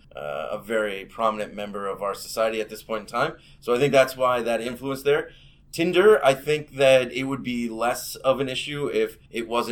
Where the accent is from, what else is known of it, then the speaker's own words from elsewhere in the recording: Northern Ireland, United Kingdom; You could say I'm from Northern Ireland or Ireland, really depends on what you want to do, right on the border there.